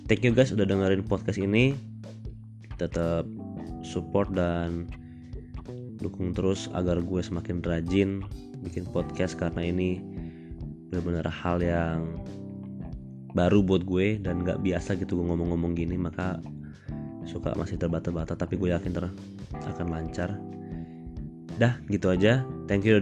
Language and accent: Indonesian; Jakarta, Indonesia; born there; Iya, gue orang Batak, tapi lahir di Jakarta, lahir di rumah sakit Tebet, tahun 95.